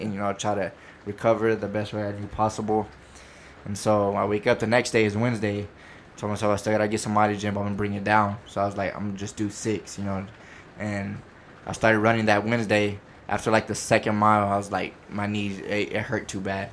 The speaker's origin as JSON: {"language": "English", "town": "Midland", "region": "Texas", "country": "United States", "tie": "born or raised there", "moved": "as an adult", "lives_now": "California, United States", "said": "born and raised in Midland, Texas, and I graduated from Midland High"}